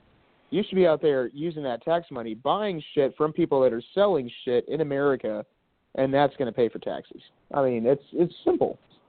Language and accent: English; United States